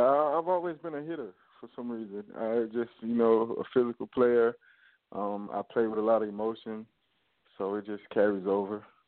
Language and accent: English; Augusta, Georgia, United States; I'm from Augusta, Georgia